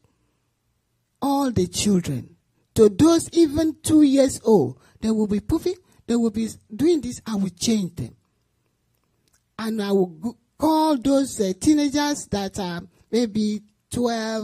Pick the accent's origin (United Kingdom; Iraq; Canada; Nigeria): Nigeria; moved away; I'm from Nigeria.